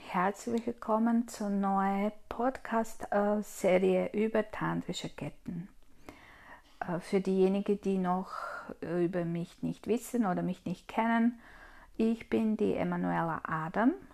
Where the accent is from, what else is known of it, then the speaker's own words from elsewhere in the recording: Croatia; now in Austria; Ursprünglich komme ich aus Kroatien und wohne ich aber in Österreich.